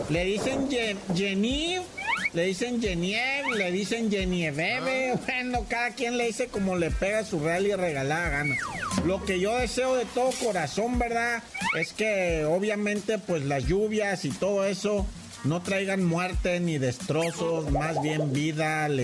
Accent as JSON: {"language": "Spanish", "country": "Mexico", "said": "Pero nosotros, México, no tenemos la culpa."}